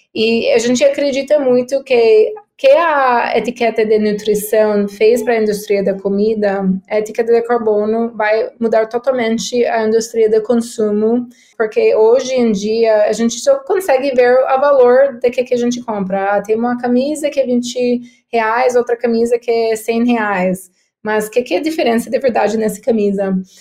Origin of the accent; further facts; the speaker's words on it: United States; Portuguese is a second language; moved away as an adult; now in São Paulo, Brazil; sou americana, uh, mas eu tenho oito anos no Brasil, morando em São Paulo